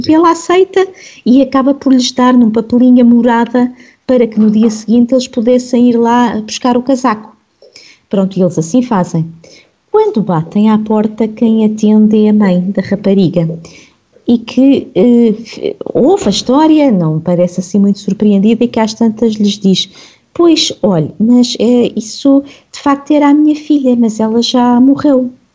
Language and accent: Portuguese; Lisbon, Portugal; cresci aqui em Lisboa